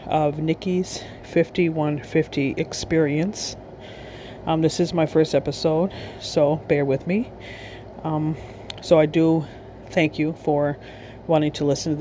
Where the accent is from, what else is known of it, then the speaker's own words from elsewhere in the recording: Wisconsin, United States; I am from Wisconsin